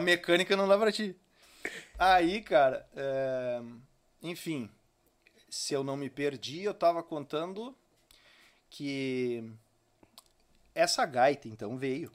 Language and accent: Portuguese; São Francisco de Paula, Rio Grande do Sul, Brazil; also born or lived in Novo Hamburgo; now in Estância Velha, Brazil; Eu sou de São Francisco de Paula. Então é muito forte isso na minha família e no meio em que eu me criei